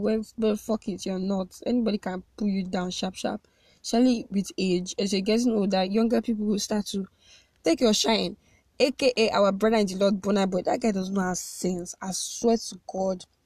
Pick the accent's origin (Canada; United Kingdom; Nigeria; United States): Nigeria; I love being a Nigerian